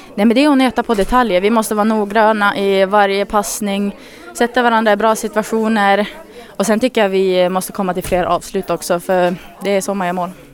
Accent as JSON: {"language": "Swedish", "town": "Örnsköldsvik", "region": "Västernorrland County", "country": "Sweden", "moved": "yes", "lives_now": "Gävle, Sweden"}